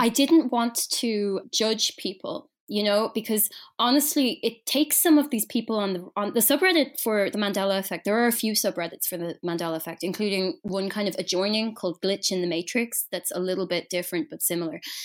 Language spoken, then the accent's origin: English; Ireland; I'm Irish